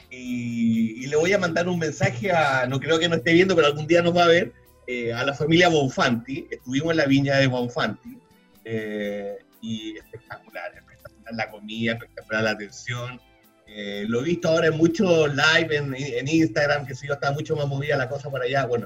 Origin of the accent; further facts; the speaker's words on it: Mendoza, Argentina; Sí, sí, nacido y criado en Mendoza, sí.